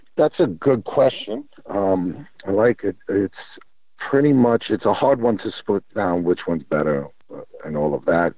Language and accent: English; New York, United States; moved away as an adult; now in California, United States; I'm from New York originally. Um, was born there.